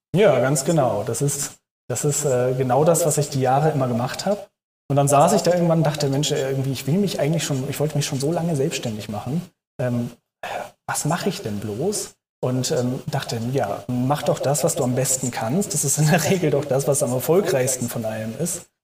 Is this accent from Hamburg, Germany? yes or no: yes; Hamburg, Germany; moved away as an adult; now in Berlin, Germany; Ich komme gebürtig aus Hamburg und äh, wohne jetzt seit 2014 in Berlin